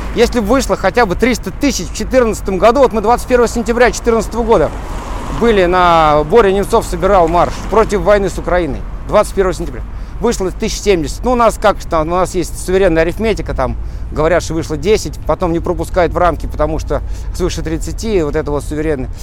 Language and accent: Russian; Russia